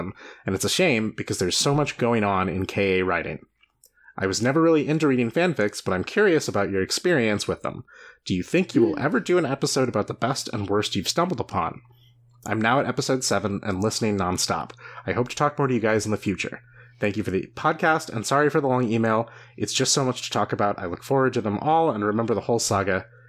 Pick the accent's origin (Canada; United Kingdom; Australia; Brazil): Brazil; I'll only say I'm from Brazil